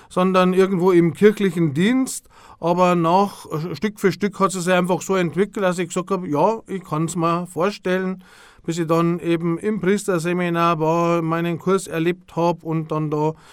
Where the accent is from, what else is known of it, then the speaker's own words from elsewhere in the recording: Altötting, Bavaria, Germany; natürlich als gebürtiger Altöttinger lernst du erst einmal alles, was so rund um die Wallfahrt ist und das ganze Wallfahrtsgeschehen automatisch kennen.